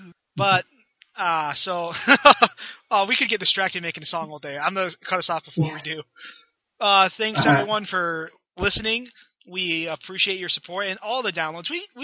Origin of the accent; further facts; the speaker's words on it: United States; even as an American